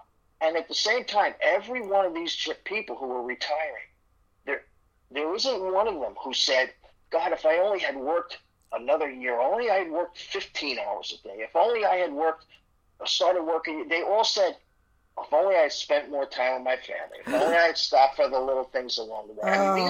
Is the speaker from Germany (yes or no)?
no; Ireland; I'm Irish, so I can't tell a short story.